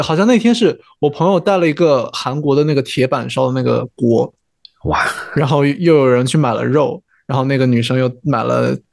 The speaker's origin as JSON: {"language": "Chinese", "town": "Zibo", "region": "Shandong", "country": "China", "moved": "yes", "lives_now": "Canada", "said": "我们那边现在家乡菜， 我们淄博人会做酥锅"}